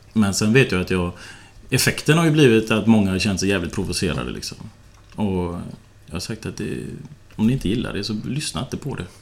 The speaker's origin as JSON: {"language": "Swedish", "town": "Partille", "region": "Västra Götaland", "country": "Sweden", "tie": "born or raised there", "also_born_or_lived": "Tynnered", "moved": "yes", "lives_now": "Bollebygd, Sweden", "said": "Jag är uppvuxen i Partille"}